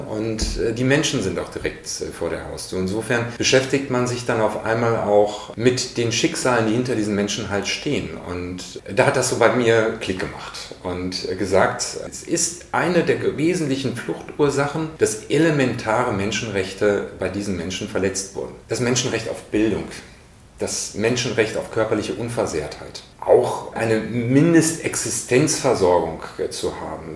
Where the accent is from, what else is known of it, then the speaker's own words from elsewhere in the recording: North Rhine-Westphalia, Germany; moved away as an adult; also born or lived in Bad Soden am Taunus; Aufgewachsen in Westfalen